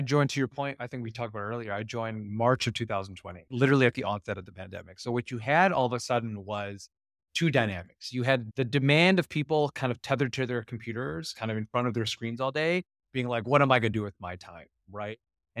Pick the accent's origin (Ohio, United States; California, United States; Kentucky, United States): California, United States; again, I'm from Silicon Valley. I don't want to dump on it too much because I actually love it up there.